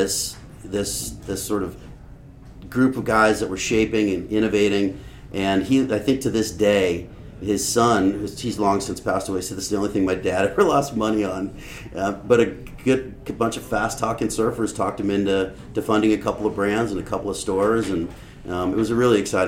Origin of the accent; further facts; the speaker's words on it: Los Angeles, California, United States; I grew up in the Santa Monica Canyon in the 70s. I was born in 68, grew up in the canyon